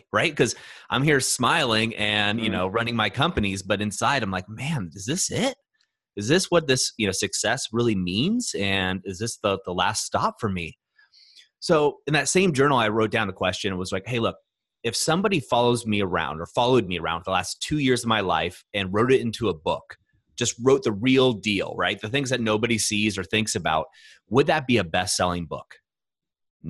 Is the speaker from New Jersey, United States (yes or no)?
no; Orange County, Southern California, United States; moved away; I grew up in Orange County, but I spent 3 months, my summers, in a farm in Ohio with my grandparents.